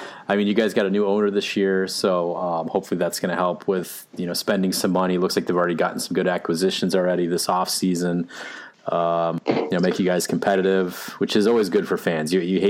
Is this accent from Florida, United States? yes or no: no; Arizona, United States; growing up in Arizona